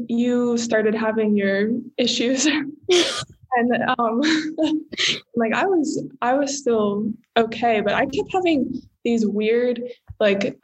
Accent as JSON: {"language": "English", "town": "Arlington", "region": "Virginia", "country": "United States", "tie": "born or raised there", "moved": "as an adult", "said": "I am born and raised in Arlington, Virginia, just like right outside of DC."}